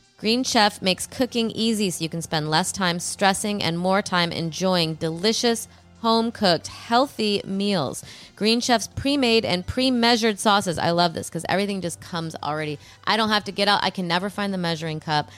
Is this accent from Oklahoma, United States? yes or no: no; Illinois, United States; now in Los Angeles, United States; I'm from Illinois